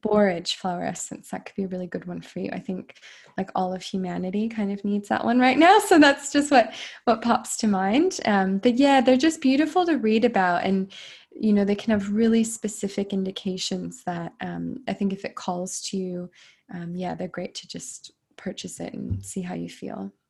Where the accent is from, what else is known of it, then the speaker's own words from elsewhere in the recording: United States; I I'm American